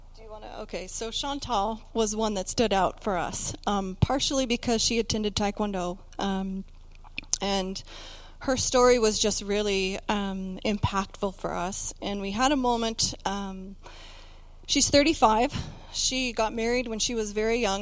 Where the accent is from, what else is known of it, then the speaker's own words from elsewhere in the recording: Canada; we're from Canada